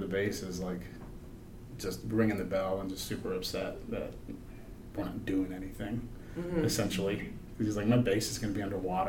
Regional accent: Southeast Virginia, United States; moved away; Yeah, I'm from Southeast Virginia, so, you know, yeah. I miss the seafood.

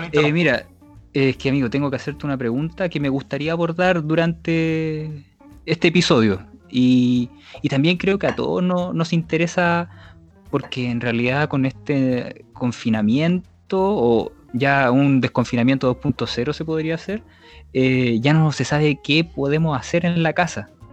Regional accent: Chile; que es linda mi tierra.

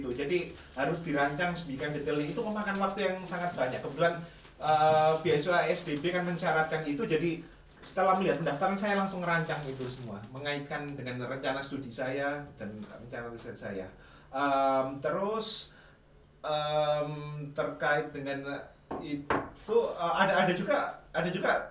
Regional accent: Surabaya, East Java, Indonesia; Nah, saya kebetulan dari Surabaya itu mantau terus kalau kalau luang dulu waktu les juga saya main ke bibliotek

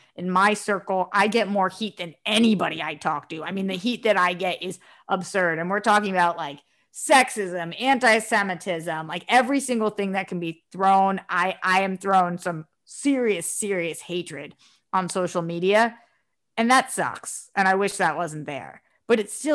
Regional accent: East Coast, United States; I'm from the East Coast.

